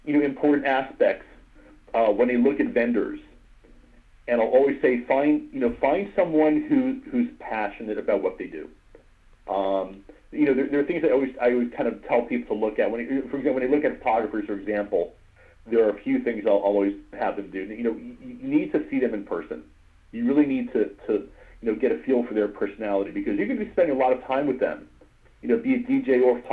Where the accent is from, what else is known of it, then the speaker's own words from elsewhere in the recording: Livingston, New Jersey, United States; So I grew up in North Jersey, up in Livingston, New Jersey